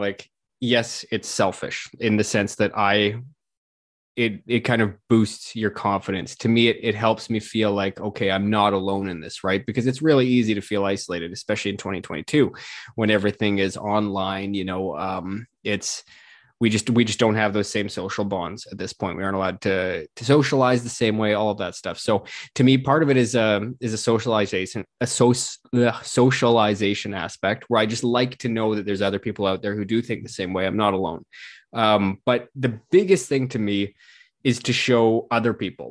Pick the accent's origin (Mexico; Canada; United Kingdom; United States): Canada; as a Canadian